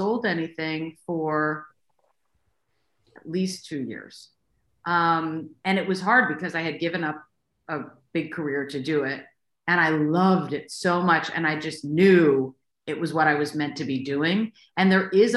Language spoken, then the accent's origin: English; Baltimore, Maryland, United States; I'm from Baltimore, and I was a lawyer until I had my third child.